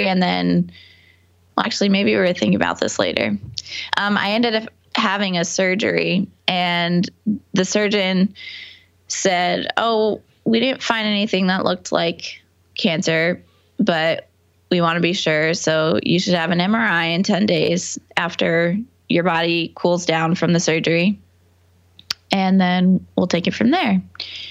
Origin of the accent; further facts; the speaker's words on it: New York, United States; also born or lived in Boston; I'm from New York. Okay. About an hour north of the city, and then I went to school in Boston.